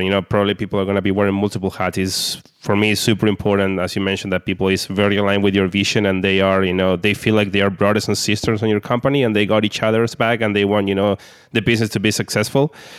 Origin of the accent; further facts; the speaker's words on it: Argentina; I'm from Argentina.